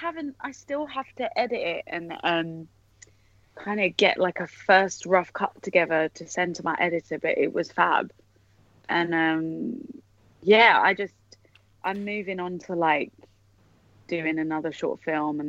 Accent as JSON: {"language": "English", "region": "London", "country": "United Kingdom", "tie": "born or raised there", "accent": "Cockney", "said": "I'm from the East End in London, and uh-huh. I'm quite Cockney and grew up with a Cockney family"}